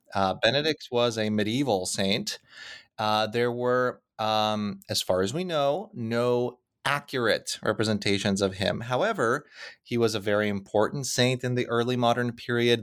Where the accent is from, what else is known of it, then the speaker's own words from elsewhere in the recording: Krakow, Lesser Poland, Poland; moved away; Krakow, which happens to be my hometown